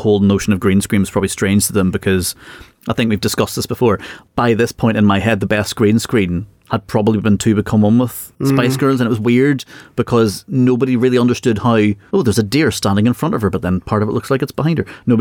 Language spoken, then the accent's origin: English; Northern Ireland, United Kingdom; being Northern Irish